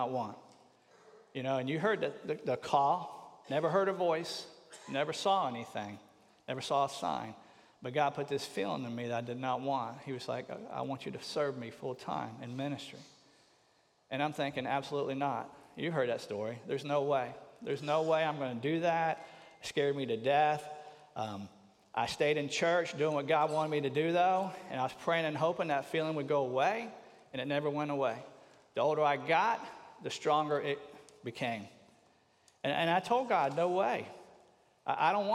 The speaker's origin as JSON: {"language": "English", "town": "Tampa", "region": "Florida", "country": "United States", "tie": "born or raised there", "said": "I grew up in the Baptist church down in Tampa"}